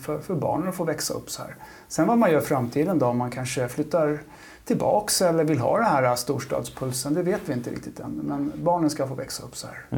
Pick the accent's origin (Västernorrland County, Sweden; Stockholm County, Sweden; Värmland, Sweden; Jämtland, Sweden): Stockholm County, Sweden; Huddinge; also born or lived in Hägersten; jag är från Huddinge. Mm. Eh, Huddinge-grabb